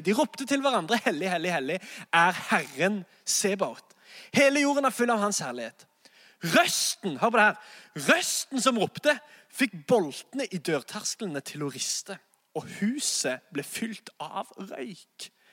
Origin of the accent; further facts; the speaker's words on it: Sandnes, Rogaland, Norway; moved away as an adult; now in Oslo, Norway; jeg er egentlig fra Sandnes